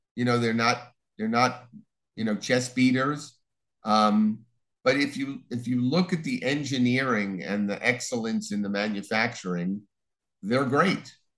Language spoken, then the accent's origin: English; Long Island, New York, United States; moved away as an adult; also born or lived in New Orleans; I'm originally from Long Island, uh, went to school in New Orleans, uh, starting with college.